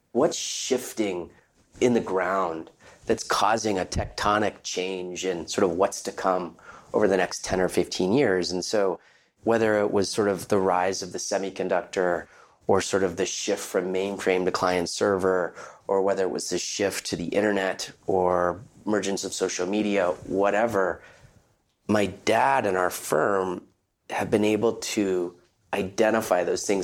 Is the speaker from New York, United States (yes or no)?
no; Palo Alto, California, United States; Growing up in our family, growing up in Palo Alto, California